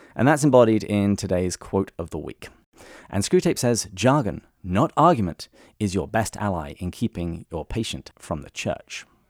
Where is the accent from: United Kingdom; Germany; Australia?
United Kingdom; England; When I was growing up in England